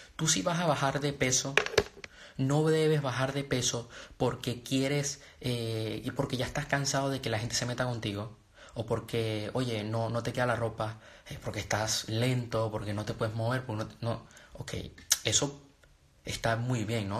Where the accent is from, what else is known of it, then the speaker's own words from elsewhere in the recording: Venezuela; also born or lived in Panama; now in Spain; Yo nací en Venezuela, pero vivo en España. Y viví en Panamá